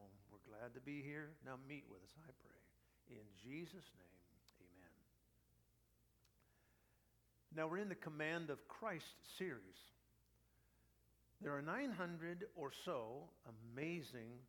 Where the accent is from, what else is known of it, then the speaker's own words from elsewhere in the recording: United States; I'm a pastor from America, preaching here